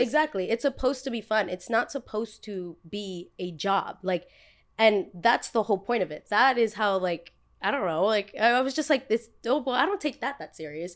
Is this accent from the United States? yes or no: yes; United States; also born or lived in Los Angeles; back where I'm from, everybody born and raised in Jersey, born and raised in New York